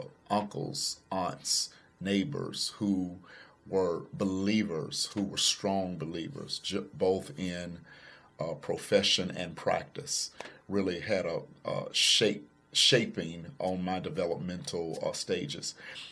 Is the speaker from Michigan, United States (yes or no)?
no; Pickens County, Alabama, United States; moved away as an adult; also born or lived in Tuscaloosa, Alabama; traffic lights, no Walmarts, Dollar Generals, just woods, trees. And so born and raised in Pickens County, my mother brought us to faith. She introduced us to Jesus Christ at a very early age. We were very active in church all day, every Sunday.